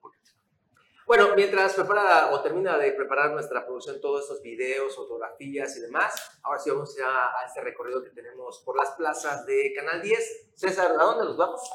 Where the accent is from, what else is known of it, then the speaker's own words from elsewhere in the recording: Mexico; nos volvemos locos como mexicanos